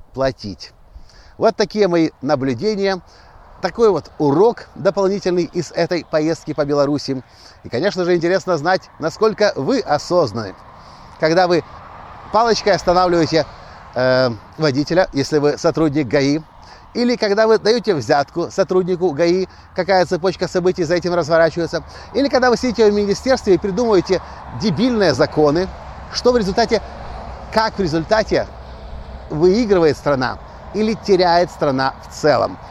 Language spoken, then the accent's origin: Russian; Ukraine; Я приехал из Украины сюда, как турист, как бизнесмен, предприниматель